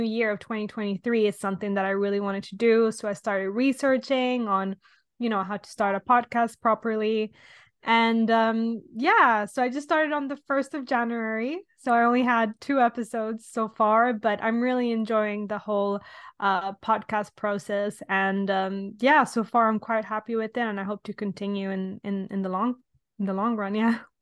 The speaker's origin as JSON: {"language": "English", "country": "Italy", "moved": "yes", "lives_now": "London, United Kingdom", "said": "I'm from Italy originally, but I'm currently living in London."}